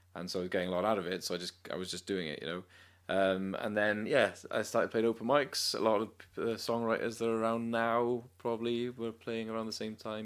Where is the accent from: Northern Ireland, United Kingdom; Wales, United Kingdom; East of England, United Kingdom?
Wales, United Kingdom; Cardiff; also born or lived in London; grew up in Cardiff, went to uni in London